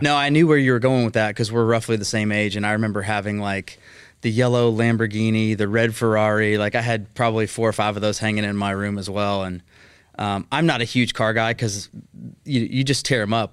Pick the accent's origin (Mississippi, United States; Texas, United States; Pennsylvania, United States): Texas, United States; Mesquite; also born or lived in Highland Village, Texas / Fort Worth, Texas; I grew up in Mesquite, Texas